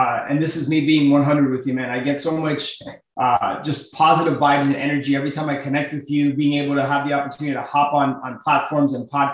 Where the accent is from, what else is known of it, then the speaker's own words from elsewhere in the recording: Miami, Florida, United States; born and raised in Miami, my family, we're all from Cuba.